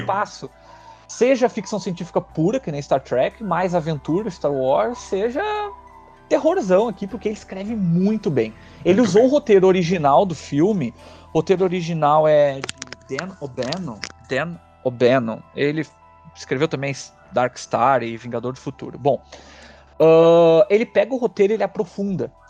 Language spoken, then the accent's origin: Portuguese; Rio Grande do Sul, Brazil; accent: gaúcho